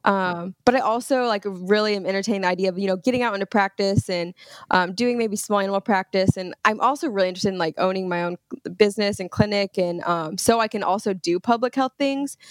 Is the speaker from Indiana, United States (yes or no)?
yes; Brownsburg, Indiana, United States; I'm actually from Indiana. So I was raised in Brownsburg, Indiana, which is, uh, it's outside of Indianapolis